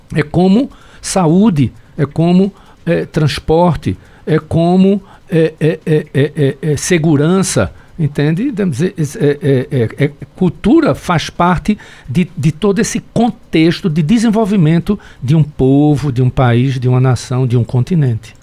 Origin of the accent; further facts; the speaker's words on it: Carpina, Pernambuco, Brazil; also born or lived in Caruaru; eu venho da zona da Mata Norte